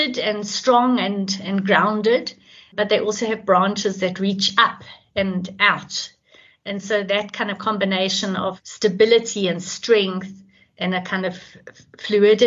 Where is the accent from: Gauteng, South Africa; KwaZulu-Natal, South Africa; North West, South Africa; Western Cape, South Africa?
Gauteng, South Africa; Johannesburg; I'm from Johannesburg in South Africa.